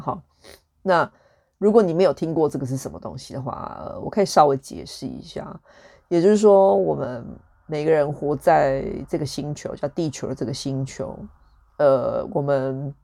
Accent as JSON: {"language": "Chinese", "region": "Taichung", "country": "Taiwan", "tie": "born or raised there", "said": "我的成长背景就是跟多数的台湾人一样，就是一个，我是出生于台中市"}